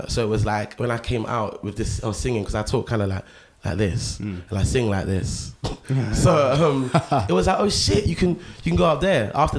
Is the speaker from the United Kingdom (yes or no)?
yes; London, United Kingdom; So I'm from Southwest Battersea, where Garage kind of like comes from.